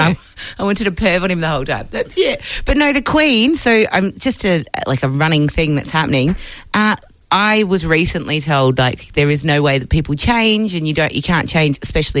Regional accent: Perth, Western Australia, Australia; I grew up really, really, really loving the Melbourne Cup. I'm from Perth.

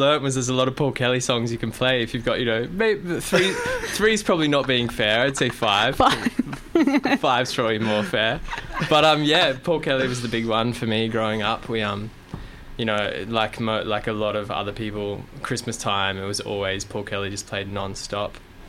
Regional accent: Sydney, New South Wales, Australia; moved away as an adult; now in Melbourne, Australia; And then I moved to Melbourne from Sydney. Moved to Melbourne when I was about 19.

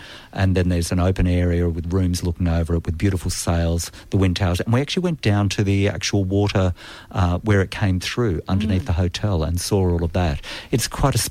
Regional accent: Australia; I'm an Australian

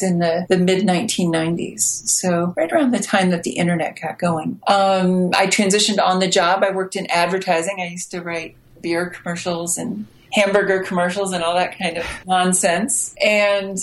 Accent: the middle of America, Midwest, United States; accent: American; also born or lived in Chicago; I am American and grew up in the middle of America

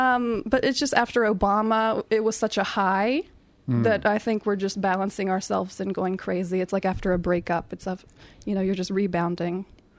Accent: West Virginia, United States; Okay, I'm from West Virginia in the U.S.

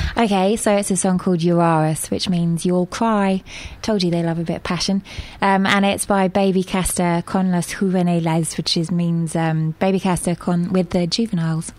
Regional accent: England, United Kingdom; moved away as an adult; also born or lived in Mexico / Bermuda / Argentina / Spain; I'm from England.

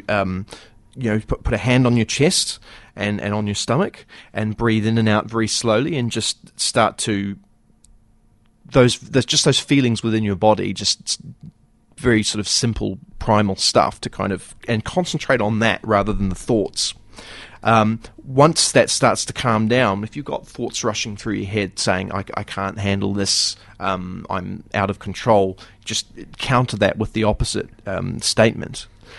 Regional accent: New Zealand; It's bipolarbear.co.nz. It's because I come from New Zealand, and just in case you didn't know.

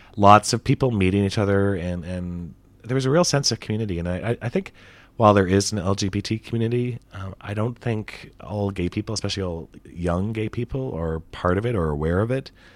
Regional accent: Canada; I'm from Canada

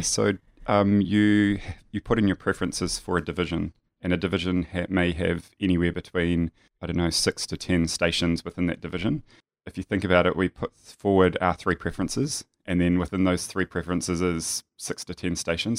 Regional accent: New Zealand; now in Melbourne, Australia; I grew up in a very small, um, country town in New Zealand, if you can tell that I'm a New Zealander

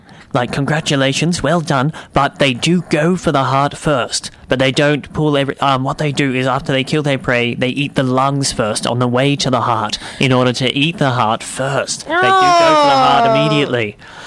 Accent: United Kingdom; So, well, look, I'm from Britain, so cut me some slack.

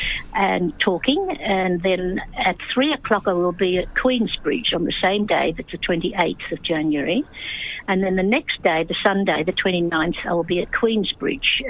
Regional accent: Australia; born or raised there; first language English; also born or lived in China

